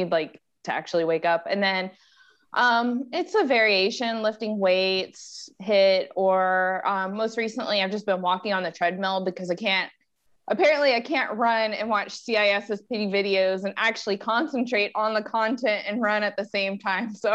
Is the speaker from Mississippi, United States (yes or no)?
yes; Mississippi, United States; also born or lived in Hawaii / San Diego; now in Hookstown, Pennsylvania, United States; I grew up in Mississippi and then lived in Hawaii and then San Diego